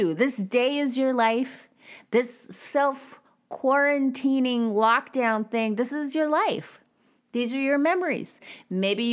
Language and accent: English; Bakersfield, California, United States; I grew up in Bakersfield, California